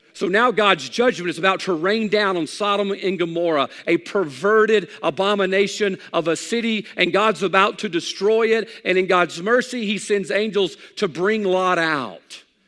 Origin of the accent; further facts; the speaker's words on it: United States; I'm an American